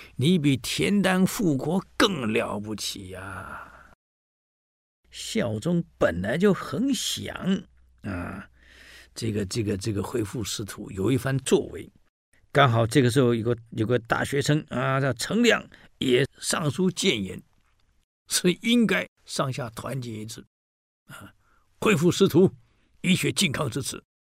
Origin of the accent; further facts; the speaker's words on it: Taiwan; 我台湾人